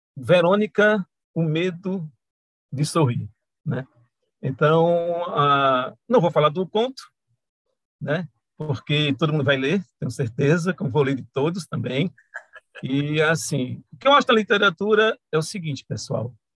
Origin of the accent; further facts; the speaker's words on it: Juazeiro do Norte, Ceará, Brazil; eu sou de Juazeiro do Norte, do Ceará